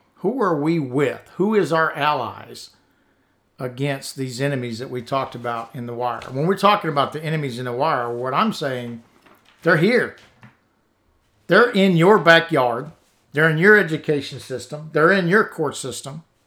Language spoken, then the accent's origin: English; United States; As American veterans